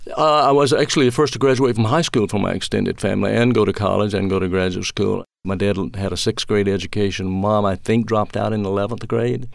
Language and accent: English; Mississippi, United States; moved away as an adult; now in Atlanta, United States; growing up in Mississippi during the fifties and sixties